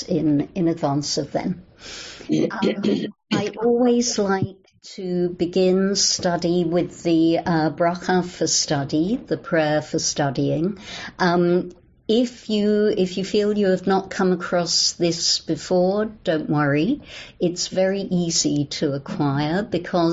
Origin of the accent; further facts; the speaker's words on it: London, United Kingdom; accent: English; moved away as an adult; also born or lived in New Orleans; now in Los Angeles, United States; I'm English, as you can hear. I grew up in London, England.